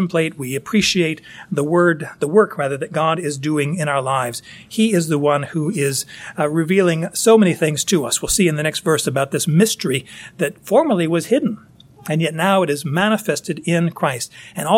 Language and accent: English; United States; I'm an American